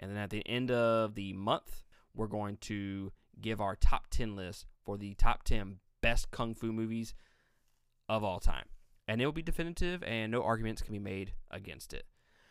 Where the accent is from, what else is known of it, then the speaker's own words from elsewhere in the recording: Mississippi, United States; We're from Mississippi.